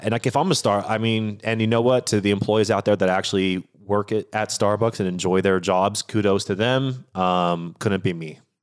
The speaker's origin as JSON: {"language": "English", "region": "Washington", "country": "United States", "tie": "born or raised there", "said": "I'm born and raised in Washington State"}